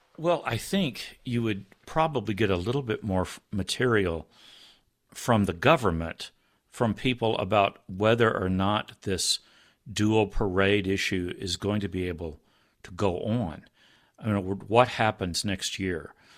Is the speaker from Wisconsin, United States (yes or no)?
no; Texas, United States; I grew up in Texas